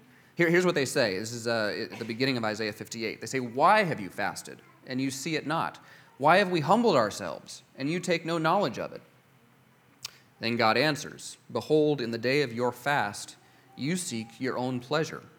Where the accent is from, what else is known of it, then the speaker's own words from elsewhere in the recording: United States; as an American Christian